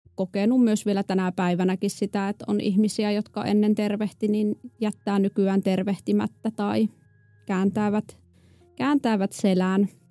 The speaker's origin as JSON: {"language": "Finnish", "region": "a small municipality in North Savo", "country": "Finland", "tie": "born or raised there", "said": "mä oon kotoisin pohjoissavolaisesta pikkukunnasta ja mulla oli hyvin, hyvin tavallinen lapsuus ja nuoruus"}